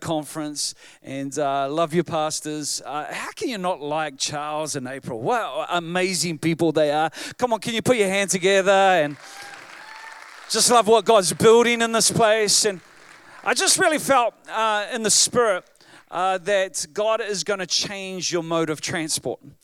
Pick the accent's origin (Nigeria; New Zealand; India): New Zealand; I am from New Zealand